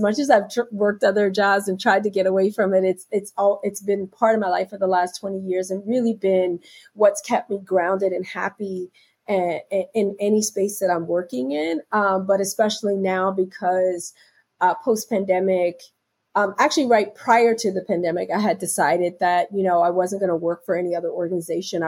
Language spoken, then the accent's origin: English; Philadelphia, Pennsylvania, United States; now in New York, United States; I'm originally from Philadelphia.